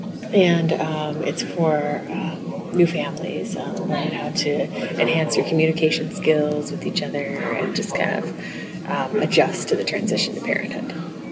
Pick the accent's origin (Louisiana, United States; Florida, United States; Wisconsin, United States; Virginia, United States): Wisconsin, United States; also born or lived in Dallas; now in Houston, United States; I'm from the Midwest, Wisconsin